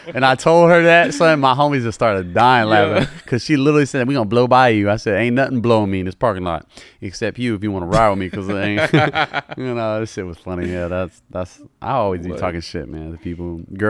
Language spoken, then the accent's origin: English; Louisiana, United States; I'm a normal guy, bro. I'm from the South, from Louisiana.